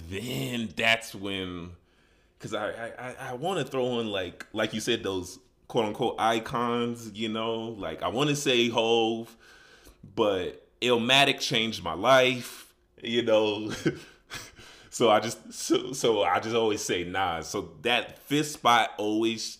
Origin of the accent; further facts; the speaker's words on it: Chicago, Illinois, United States; moved away as an adult; also born or lived in Grambling, Louisiana / Las Vegas, Nevada; now in Denver, United States; I'm originally from Chicago